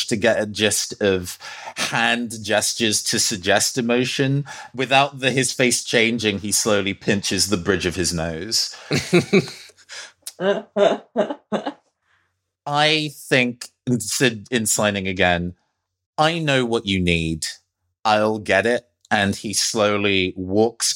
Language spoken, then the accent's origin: English; United Kingdom; I'm British